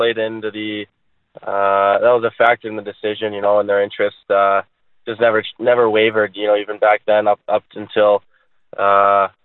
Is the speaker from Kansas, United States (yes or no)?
no; Chicago, Illinois, United States; growing up in Chicago here